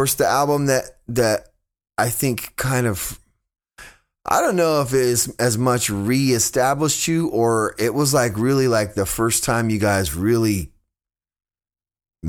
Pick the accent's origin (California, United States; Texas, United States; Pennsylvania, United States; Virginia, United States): California, United States; Fresno; my area, growing up in Fresno and Southern California, Central California